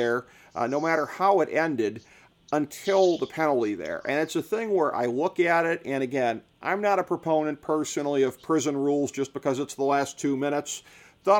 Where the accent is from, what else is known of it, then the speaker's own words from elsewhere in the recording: Cleveland, Ohio, United States; I grew up in Cleveland